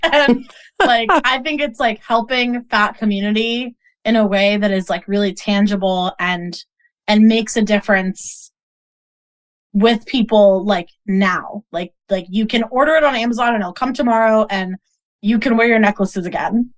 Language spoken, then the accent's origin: English; Boston, Massachusetts, United States; I grew up in Boston